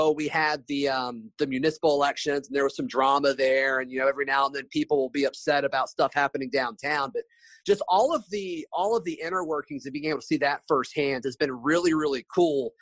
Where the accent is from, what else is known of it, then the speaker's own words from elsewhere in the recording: Opelika, Alabama, United States; I grew up in Opelika